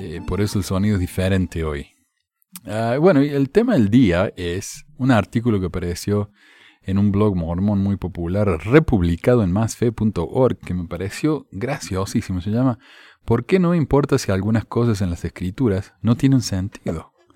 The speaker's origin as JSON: {"language": "Spanish", "region": "Córdoba", "country": "Argentina", "accent": "cordobés", "said": "mi acento cordobés"}